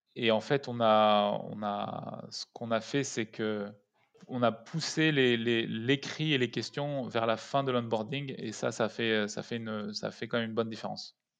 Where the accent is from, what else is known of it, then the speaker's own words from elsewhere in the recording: Paris suburbs, Île-de-France, France; also born or lived in Grenoble; Je viens de banlieue parisienne. Je suis né à Grenoble.